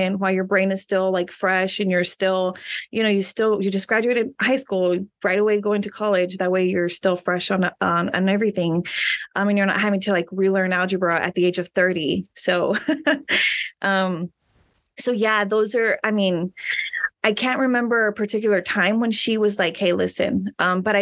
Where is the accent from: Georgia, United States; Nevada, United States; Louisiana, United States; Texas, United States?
Texas, United States; Rio Grande City; moved away as an adult; now in San Antonio, United States; I am from Rio Grande City. So I went to Rio Grande City High School